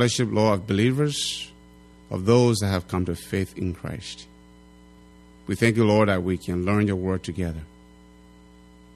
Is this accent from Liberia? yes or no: yes; Liberia; now in Wisconsin/Minnesota area, United States